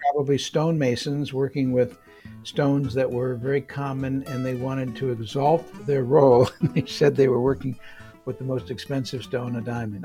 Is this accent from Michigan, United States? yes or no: yes; Detroit, Michigan, United States; moved away as an adult; also born or lived in San Francisco; I was from Michigan, in Detroit